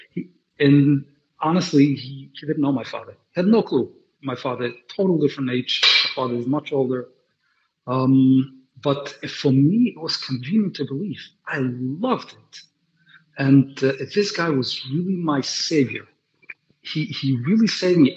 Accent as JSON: {"language": "English", "town": "New York City", "region": "New York", "country": "United States", "tie": "born or raised there", "also_born_or_lived": "London", "said": "I grew up in Brooklyn, like I said before, and Williamsburg, to be specific. I'm a Willie boy."}